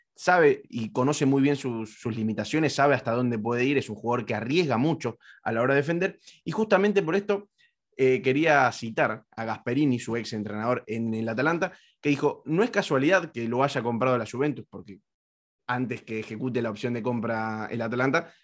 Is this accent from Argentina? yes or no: yes; Argentina; yo soy argentino